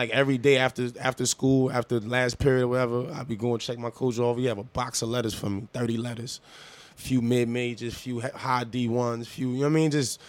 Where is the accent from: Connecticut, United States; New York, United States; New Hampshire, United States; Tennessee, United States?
New York, United States; New York City; I'm from Harlem. I grew up going to Rucker Park